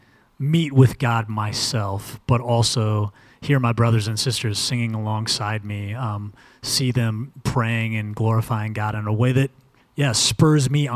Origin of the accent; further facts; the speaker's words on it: United States; American Christians